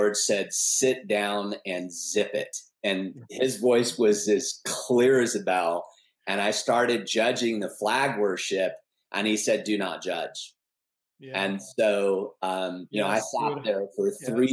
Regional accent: Newport Beach, California, United States; I'm originally from Newport Beach, California, born and raised

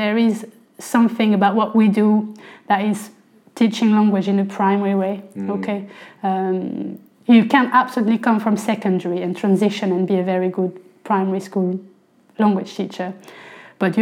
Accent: near Beauvais, Hauts-de-France, France; accent: French; first language French; English is a second language; moved away as an adult; also born or lived in London, England; now in England; I'm French, I'm from the north of France, near Paris. About an hour north of Paris, near Beauvais.

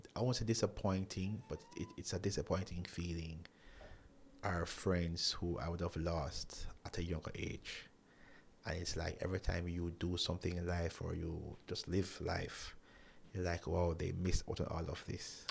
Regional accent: Jamaica; who I grew up with here in Jamaica

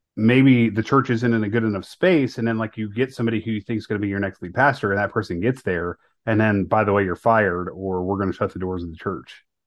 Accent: Northeast Ohio, United States; grew up in Northeast Ohio. I went to high school in Northeast Ohio

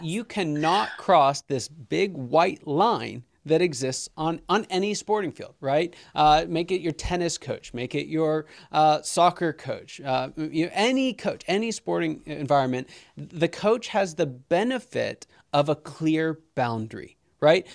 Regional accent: Pittsburgh, Pennsylvania, United States; I'm from Pittsburgh

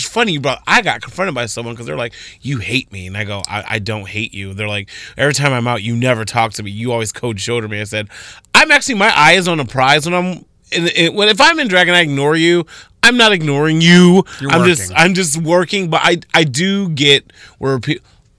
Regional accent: Toledo, Ohio, United States; I'm from Toledo, Ohio. You know what I mean? They're like, what? You're not British?

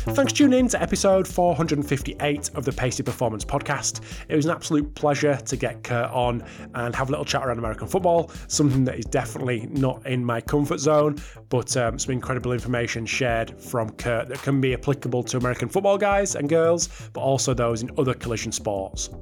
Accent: United Kingdom; I'm a Brit

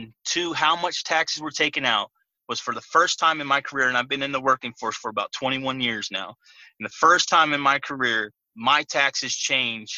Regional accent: California, United States; I grew up in California

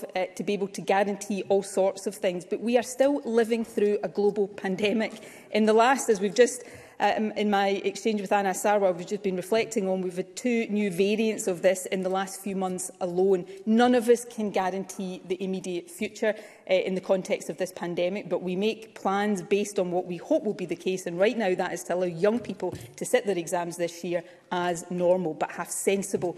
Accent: North Ayrshire, Scotland, United Kingdom; I grew up in North Ayrshire, not too far from Hunterston B Power Station

